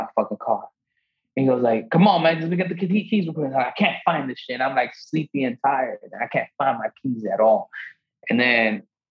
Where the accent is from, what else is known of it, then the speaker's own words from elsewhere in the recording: New York City, New York, United States; I'm a New Yorker.